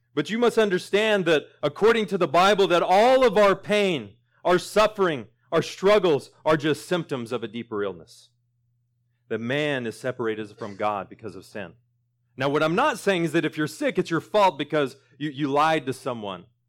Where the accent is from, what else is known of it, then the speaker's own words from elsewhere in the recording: Sentinel, Oklahoma, United States; moved away; my hometown of Sentinel